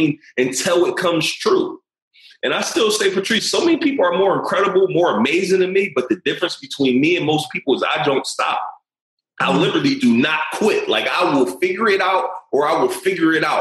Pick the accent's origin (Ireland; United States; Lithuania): United States; Philadelphia, Pennsylvania; I'm coming from West Philly in the hood